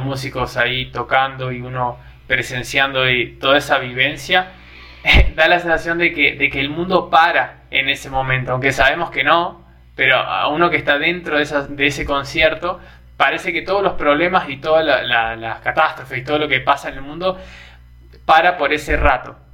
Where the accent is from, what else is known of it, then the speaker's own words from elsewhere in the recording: Argentina; now in Brazil; ahora estando en Brasil, cada vez que extraño a Argentina